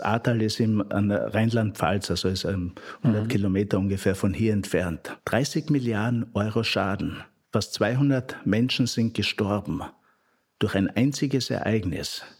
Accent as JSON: {"language": "German", "region": "Upper Styria", "country": "Austria", "tie": "born or raised there", "moved": "as an adult", "lives_now": "Frankfurt, Germany", "said": "in meiner eigenen Heimat, wo ich geboren bin, in der, in, in der Obersteiermark"}